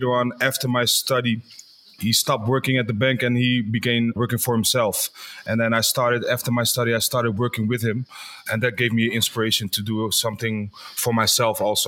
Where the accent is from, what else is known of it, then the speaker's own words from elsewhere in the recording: Culemborg, Gelderland, Netherlands; I grew up in the town that we also have our office, which is called Culemborg